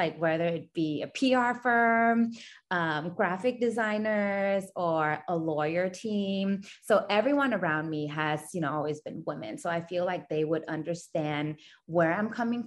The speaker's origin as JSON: {"language": "English", "country": "Thailand", "tie": "born or raised there", "said": "I was born and raised in Thailand"}